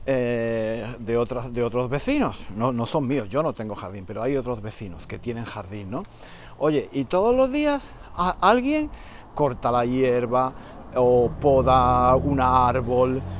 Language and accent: Spanish; Spain; Estoy pensando que quizás el motivo por el que me pongo tan nervioso es simplemente porque soy español.